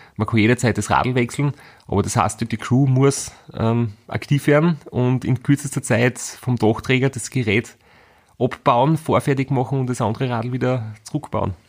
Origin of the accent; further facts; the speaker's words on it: Graz, Styria, Austria; Wir sind beide aus Graz